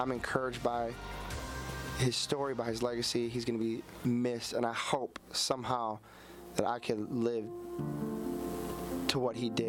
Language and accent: English; Downers Grove, Illinois, United States; sitting in my basement at the home I grew up in in Downers Grove, Illinois